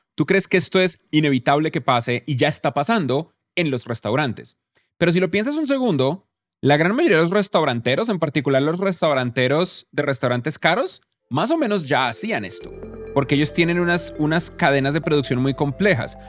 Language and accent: Spanish; Bogotá, Colombia; la ciudad donde yo crecí, en Bogotá